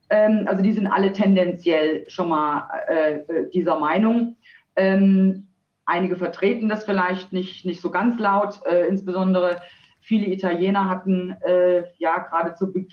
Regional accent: Eschwege, Hesse, Germany; Nein, Sie haben recht, ich bin tatsächlich ein echter Dietemann. Ich wurde in Eschwege geboren, bin auch dort aufgewachsen.

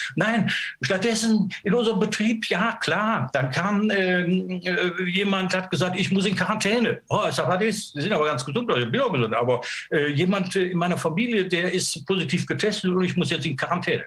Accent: Germany; sind wir Deutsche

